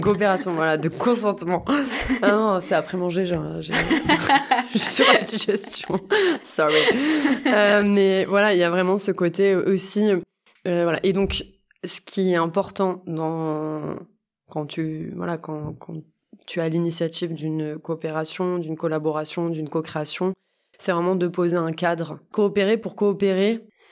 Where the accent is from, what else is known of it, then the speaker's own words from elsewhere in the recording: Montpellier, Occitania, France; j'habite à Montpellier, je suis née à Montpellier